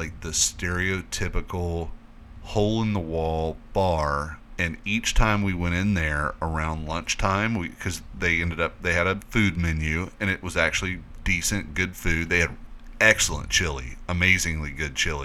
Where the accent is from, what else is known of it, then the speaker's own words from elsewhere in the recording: Florida, United States; we're from Florida